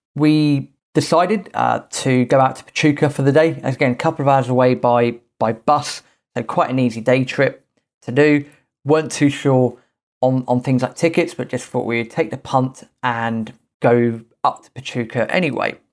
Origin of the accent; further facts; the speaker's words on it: England, United Kingdom; being English